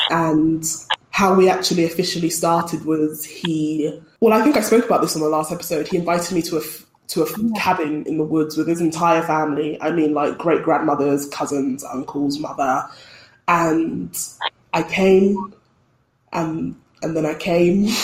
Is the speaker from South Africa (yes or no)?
no; Colombia; I am from Colombia. If somebody does something, you go, oh yeah, but I'm Colombian.